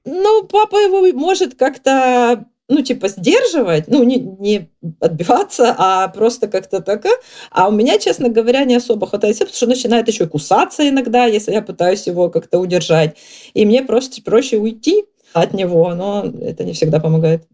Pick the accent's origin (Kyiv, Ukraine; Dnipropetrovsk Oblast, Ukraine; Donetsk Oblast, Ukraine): Kyiv, Ukraine; moved away as an adult; now in England, United Kingdom; из Киева на самом деле, но а сейчас в Англии.